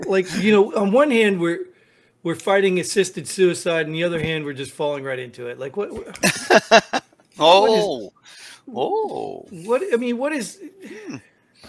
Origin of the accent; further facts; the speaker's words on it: United States; as an American, as a veteran